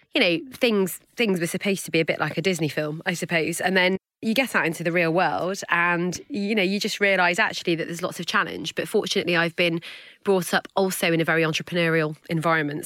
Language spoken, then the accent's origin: English; Hale, North West England, United Kingdom; also born or lived in Manchester; born and bred in Manchester, well, inhale in Cheshire